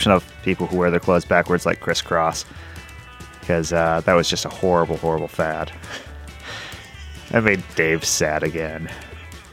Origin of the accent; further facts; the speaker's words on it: United States; I'm an American and I speak American.